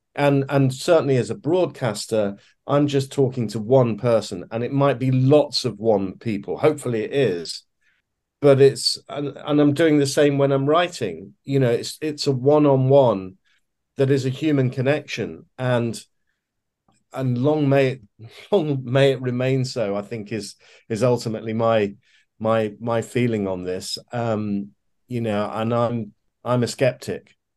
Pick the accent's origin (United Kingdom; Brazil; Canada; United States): United Kingdom; Leicester, East Midlands; I grew up in a in a city called uh, Leicester uh, in the English Midlands